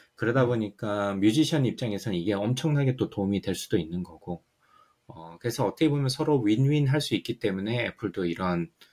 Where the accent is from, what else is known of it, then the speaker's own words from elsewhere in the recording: Ulsan, South Korea; now in United States; 저는 시골 울산이라 가지고 MTV가 없어서